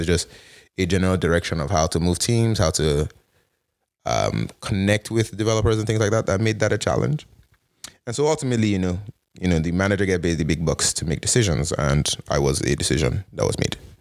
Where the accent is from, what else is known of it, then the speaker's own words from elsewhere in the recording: Canada; moved away as an adult; also born or lived in United States; as a Canadian